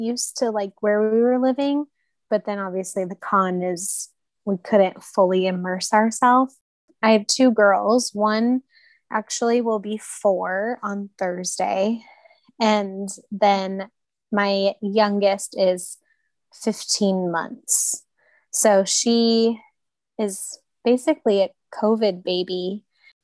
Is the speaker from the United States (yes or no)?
yes; Southern California, United States; moved away as an adult; now in Kansas City, United States; I lived in Southern California for most of my life